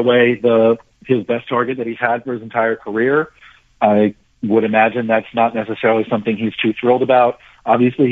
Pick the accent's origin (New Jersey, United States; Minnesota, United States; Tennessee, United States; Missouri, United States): New Jersey, United States; I grew up in New Jersey